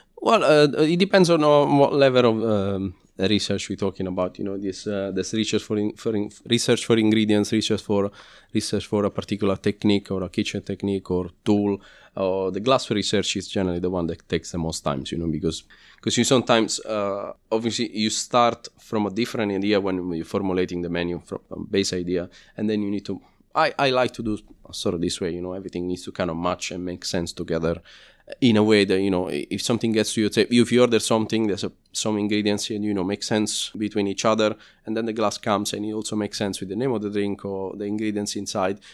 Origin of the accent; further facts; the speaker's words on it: Lazio, Italy; English is a second language; moved away as an adult; now in London, United Kingdom; I'm from Lazio, which is, uh, well, the top part of Lazio, which is, uh, pretty much the same distance between Florence and Rome.